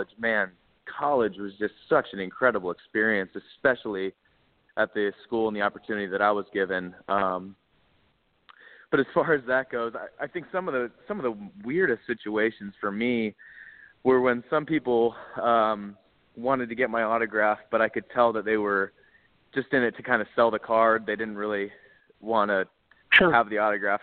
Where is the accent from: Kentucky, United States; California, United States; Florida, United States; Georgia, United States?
Georgia, United States; Atlanta; also born or lived in Pittsburgh, Pennsylvania; I'm from the Atlanta area. We moved to Atlanta when I was about 3 years old, and we've lived there ever since